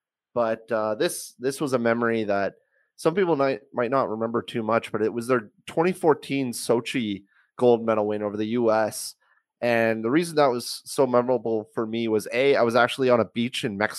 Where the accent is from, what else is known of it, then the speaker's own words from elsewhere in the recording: Canada; being a Canadian.